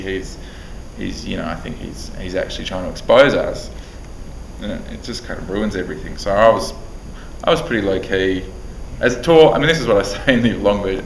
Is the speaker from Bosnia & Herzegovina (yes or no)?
no; Australia; being an Australian